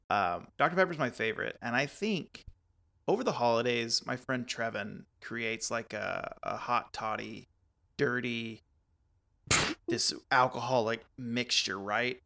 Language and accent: English; Texas, United States; growing up in Texas in that time frame